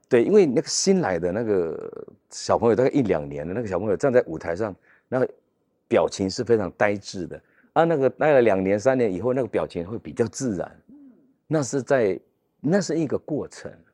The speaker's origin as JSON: {"language": "Chinese", "country": "Taiwan", "tie": "born or raised there", "said": "我长期在原住民长大，后来我也当老师、当主任，我长期这样在部落里面长大"}